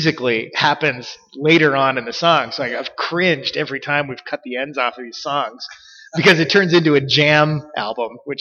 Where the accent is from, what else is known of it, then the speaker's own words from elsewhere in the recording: Ashland, United States; I grew up in Ashland